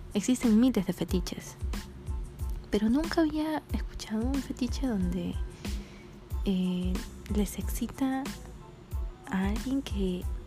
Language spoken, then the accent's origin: Spanish; Lima, Peru; soy de Lima y yo me he dado cuenta de que las personas de Lima somos más liberales